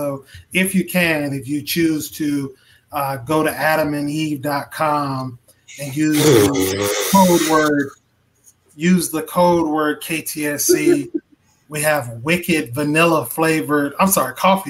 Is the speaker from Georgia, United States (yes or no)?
no; Mississippi, United States; I heard somebody say something about my home state. So you must be talking about the great state of Mississippi.